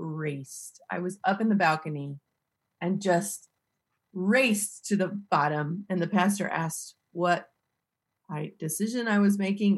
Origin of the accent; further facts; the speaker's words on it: Missouri, United States; I'm from Missouri. I live in the same little tiny town where I grew up